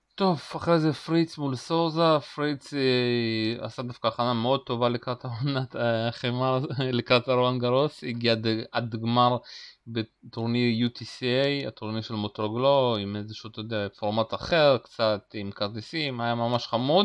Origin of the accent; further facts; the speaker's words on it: Uzbekistan; moved away; הוא נולד במדינה שגם אני נולדתי בה, אוזבקיסטן